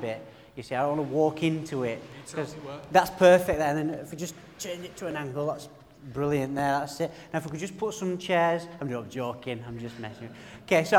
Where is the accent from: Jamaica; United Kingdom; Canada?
United Kingdom; Burnley, North West England; accent: broad, rich northern; my broad, rich northern accent, that I'm from the Pennines. I'm from a place called Burnley